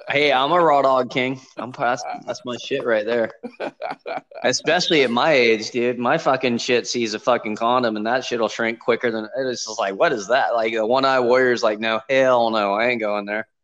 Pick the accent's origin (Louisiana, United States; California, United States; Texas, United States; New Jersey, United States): California, United States; Los Angeles; moved away; I grew up in Los Angeles